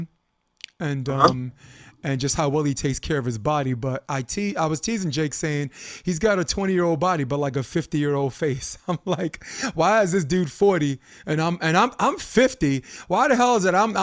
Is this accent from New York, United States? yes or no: yes; New York City, New York, United States; also born or lived in Coney Island; now in California, United States; I'm from Brooklyn